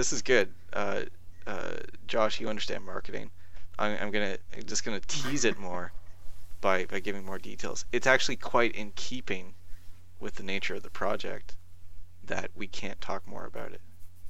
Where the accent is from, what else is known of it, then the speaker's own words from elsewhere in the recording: Canada; I'm gonna say I'm Canadian more and try to make that like a thing.